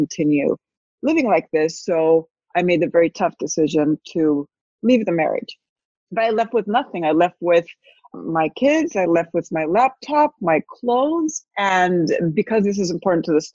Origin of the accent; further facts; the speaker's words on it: Spain; moved away as an adult; now in United States; I had moved from Spain. I'm half Spanish, half American, speak both languages, Spanish and English. I had moved to the States at 41